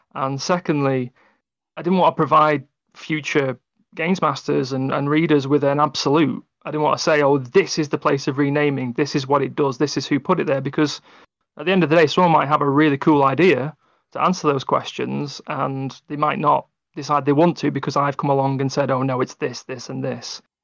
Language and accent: English; England, United Kingdom; I'm English